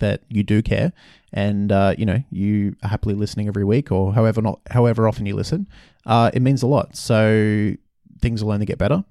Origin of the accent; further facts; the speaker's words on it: Brisbane, Queensland, Australia; moved away; in Brisbane, my hometown